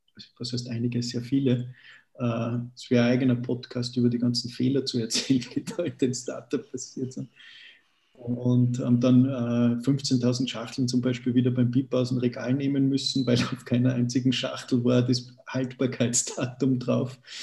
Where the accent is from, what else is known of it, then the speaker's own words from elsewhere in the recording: Austria; mich als, als Österreicher